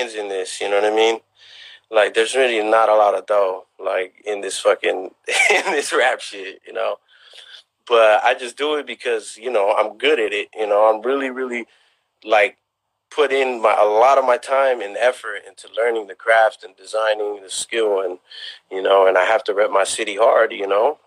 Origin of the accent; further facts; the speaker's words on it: South San Francisco, California, United States; although we ain't from the city, you know, we got our own kind of thing, you know, going on out here in the West Bay